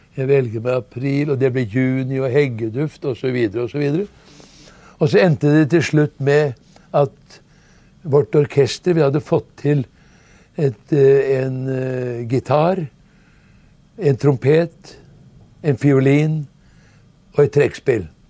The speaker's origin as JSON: {"language": "Norwegian", "country": "Norway", "said": "vi som nordmenn"}